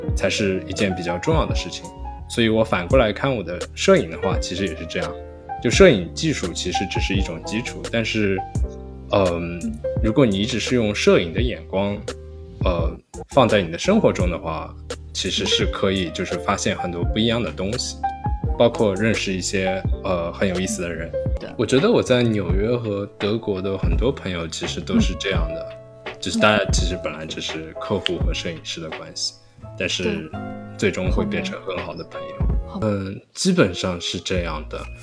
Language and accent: Chinese; Shanghai, China; born or raised there; moved away as an adult; also born or lived in Germany / Ithaca, United States; now in New York, United States